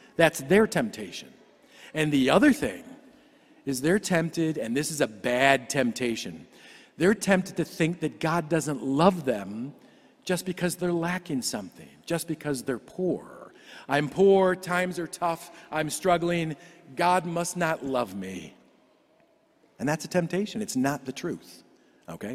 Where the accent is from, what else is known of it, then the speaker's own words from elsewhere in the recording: Cleveland, Ohio, United States; I grew up in Cleveland